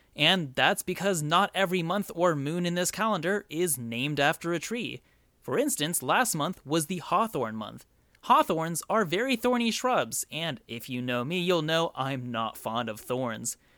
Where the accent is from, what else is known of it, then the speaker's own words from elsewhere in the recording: United States; I am from the United States